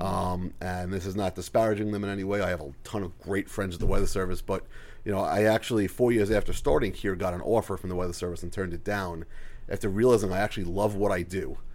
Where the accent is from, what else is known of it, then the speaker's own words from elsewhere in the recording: Long Island, New York, United States; moved away; I am from Long Island originally